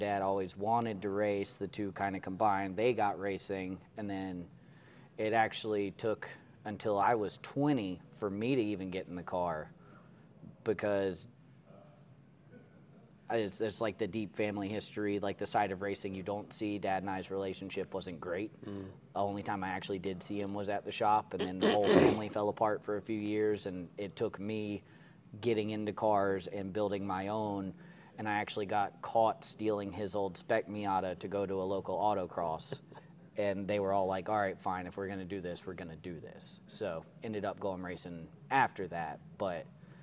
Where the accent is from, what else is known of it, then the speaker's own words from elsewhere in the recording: Winston-Salem, North Carolina, United States; also born or lived in Lexington, North Carolina; born and raised in Winston-Salem, North Carolina, which is about 15 minutes away from where I am now